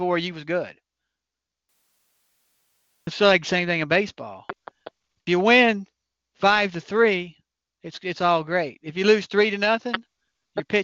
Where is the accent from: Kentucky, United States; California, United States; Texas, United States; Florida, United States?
Kentucky, United States; Northern; I grew up there in Northern Kentucky